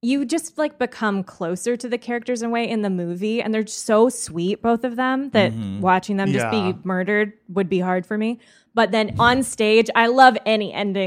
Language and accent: English; Washington, United States; I grew up in Washington State